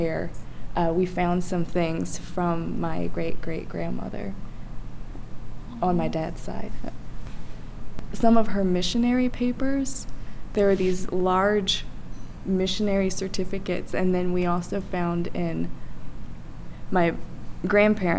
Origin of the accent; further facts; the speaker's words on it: Lost Creek, West Virginia, United States; moved away; I was raised in Lost Creek, and this farm has been in my family for about five generations.